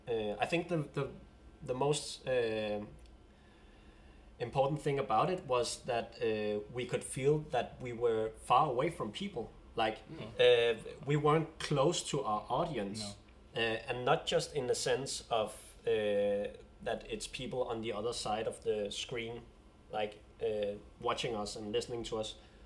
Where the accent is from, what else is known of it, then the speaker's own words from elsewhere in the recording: Denmark; first language Danish; English is a second language; I feel a sense of pride using the Danish language as well.